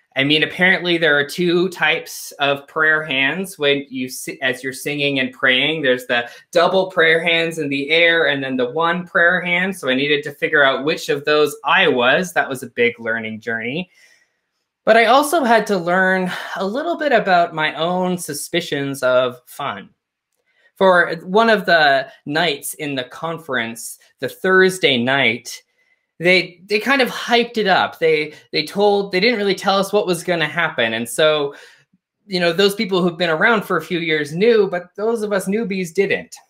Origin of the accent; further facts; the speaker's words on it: Canada; I grew up a Unitarian in Canada